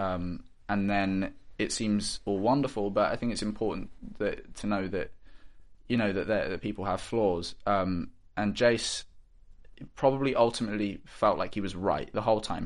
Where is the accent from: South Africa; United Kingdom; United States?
United Kingdom; Bristol, South West England; in the city, in Bristol, I'm from Bristol